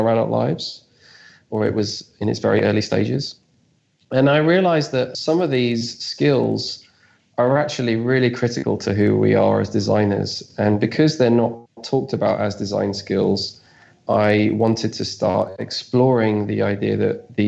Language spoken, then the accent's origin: English; London, United Kingdom; I'm from South London in the UK